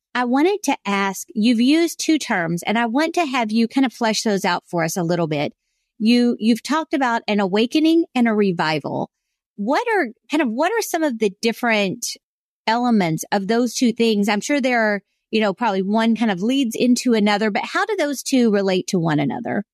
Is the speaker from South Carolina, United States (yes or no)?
yes; South Carolina, United States; when I was growing up in South Carolina, everybody was a Christian.